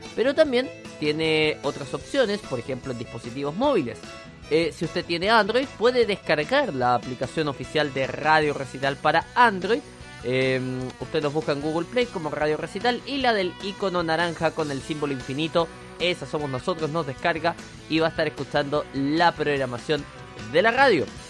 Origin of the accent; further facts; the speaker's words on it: Chile; le dicen en mi país